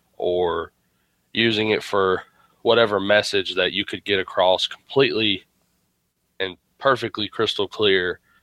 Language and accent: English; United States; as an American